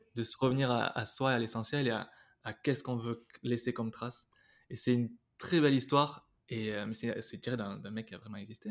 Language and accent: French; Basque, Nouvelle-Aquitaine, France; moved away; also born or lived in Spain; je suis basque Bernay. tu vois, c'est le trucs, j'ai, j'ai fait toutes les écoles de danse quand j'étais jeune, de, danse basque